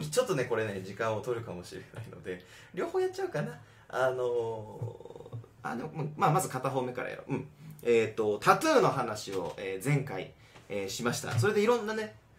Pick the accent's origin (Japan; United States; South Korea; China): United States; 僕らがアメリカ人